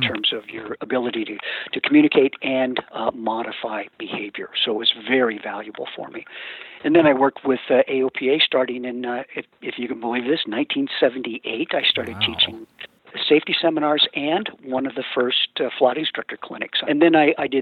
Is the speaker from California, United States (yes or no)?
yes; Northern California, United States; I grew up in Northern California